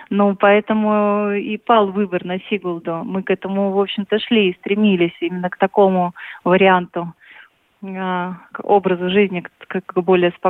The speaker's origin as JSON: {"language": "Russian", "region": "Moscow", "country": "Russia", "said": "И мы вот как те самые москвичи, которые э, хотели бы воздуха, которые всегда стремятся выехать за город, подышать, погулять и так далее"}